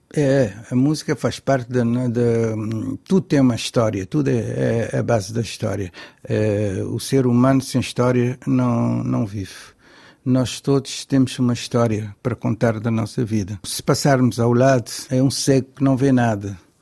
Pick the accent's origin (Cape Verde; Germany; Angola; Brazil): Cape Verde; eu como cabo-verdiano